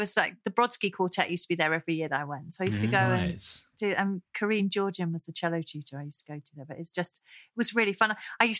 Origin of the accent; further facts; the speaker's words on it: Cornwall, South West England, United Kingdom; I'm from Cornwall.